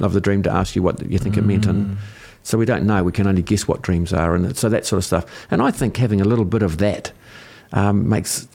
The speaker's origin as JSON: {"language": "English", "country": "New Zealand", "said": "I'm a New Zealander. I'm a Kiwi."}